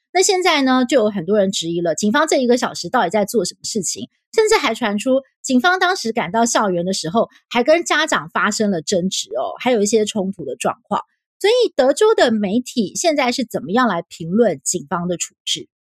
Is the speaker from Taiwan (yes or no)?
yes; Taiwan; 我是台湾人